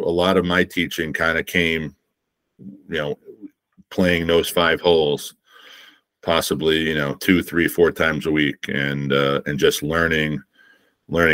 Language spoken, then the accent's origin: English; East Coast, United States; growing up in the East Coast